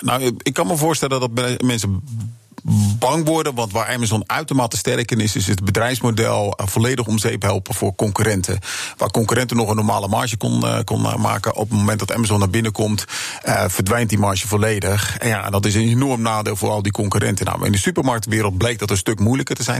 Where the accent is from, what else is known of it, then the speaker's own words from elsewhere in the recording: Netherlands; als Nederlander